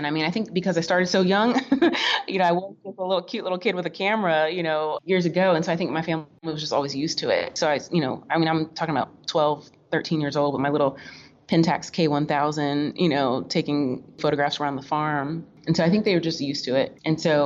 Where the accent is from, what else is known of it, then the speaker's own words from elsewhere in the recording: Florida, United States; also born or lived in Kentucky / Oklahoma / Tennessee; I was raised in Florida